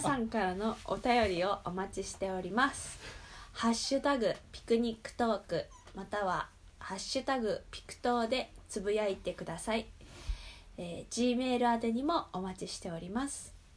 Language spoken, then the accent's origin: Japanese; Japan; ジャパンだよ